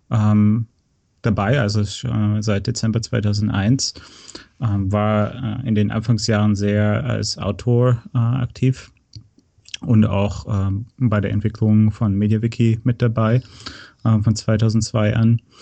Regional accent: North Rhine-Westphalia, Germany; moved away as an adult; also born or lived in Berlin / San Francisco; now in United States; Ja, ich bin in, äh, in Nordrhein-Westfalen äh, aufgewachsen, in der Nähe von Köln im Oberbergischen Land.

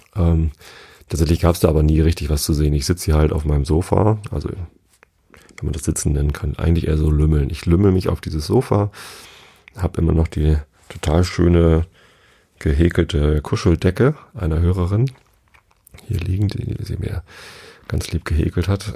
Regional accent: Tostedt, Lower Saxony, Germany; Ich bin ja hier in der Samtgemeinde Tostedt aufgewachsen

